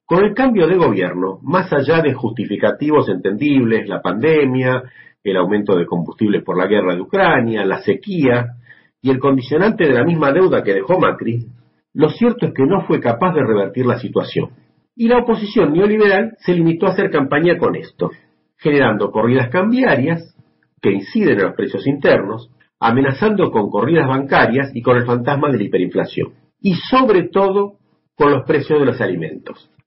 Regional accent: Argentina; also born or lived in Buenos Aires; desde Buenos Aires, Argentina.

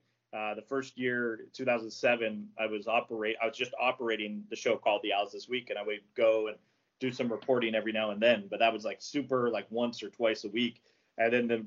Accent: Canada; I'm Canadian.

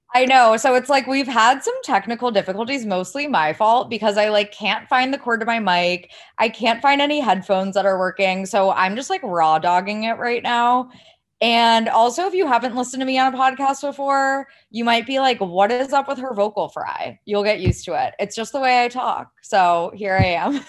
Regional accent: Ohio, United States; I sound like I'm from California. I'm from Ohio. This is, like, just the way I talk.

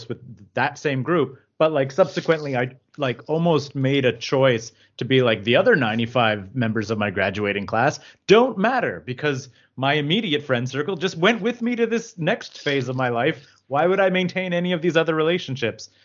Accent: Rosemère, Quebec, Canada; I grew up in Rosemere.

